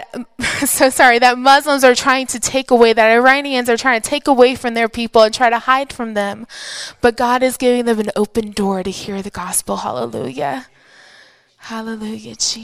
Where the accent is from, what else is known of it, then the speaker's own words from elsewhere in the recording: United States; I am an American from the greatest country in the world